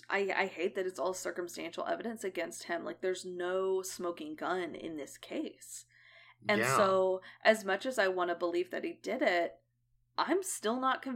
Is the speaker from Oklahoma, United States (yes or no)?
yes; Edmond, Oklahoma, United States; he was in the town we grew up in Edmond.